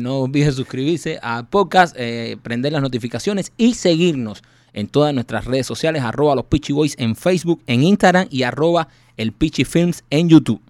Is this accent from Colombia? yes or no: no; Cuba; moved away; nosotros somos cubanos